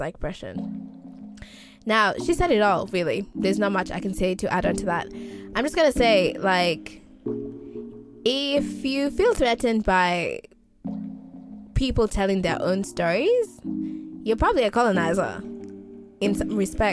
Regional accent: Kenya; now in Australia; as a Kenyan

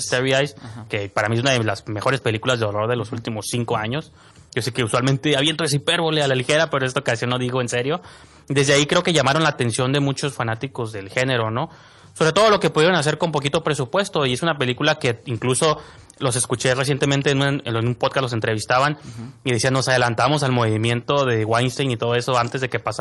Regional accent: Tijuana, Baja California, Mexico; nosotros como tijuanenses que vemos la serie, todos sus defectos, porque como somos de Tijuana

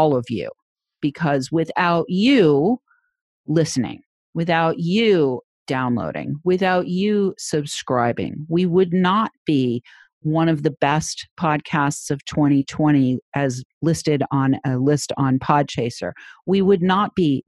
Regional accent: New Hampshire, United States; my home state of New Hampshire

